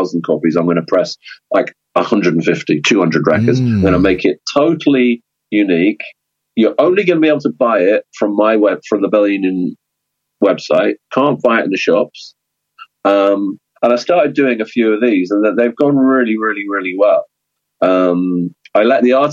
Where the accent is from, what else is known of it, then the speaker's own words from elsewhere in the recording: London, United Kingdom; moved away as an adult; now in Brighton, United Kingdom; growing up in London, in the punk scene